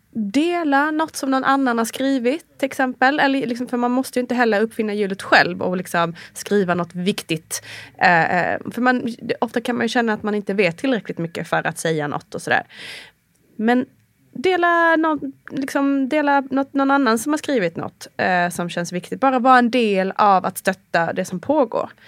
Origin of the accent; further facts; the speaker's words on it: Sweden; moved away as an adult; now in Italy; som svensk